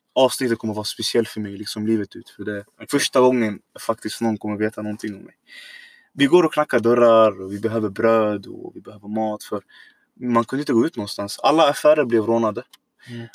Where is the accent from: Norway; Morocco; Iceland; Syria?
Syria; Swedish is a second language; also born or lived in Iraq; now in Sweden; jag är född egentligen då Irak, men jag har bott hela mitt liv nästan i Syrien.